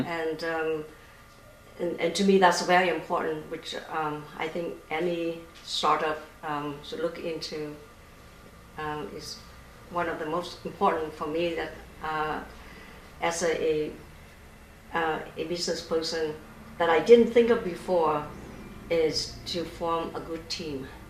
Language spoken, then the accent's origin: English; Vietnam; moved away; I grew up in Vietnam